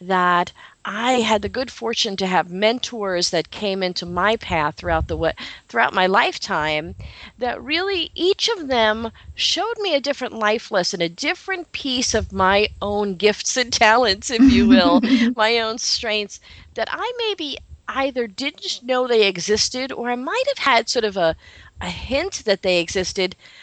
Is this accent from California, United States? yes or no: no; New York City, New York, United States; now in Long Island, United States; I am a New York girl, New York City girl, born and raised in the Bronx, New York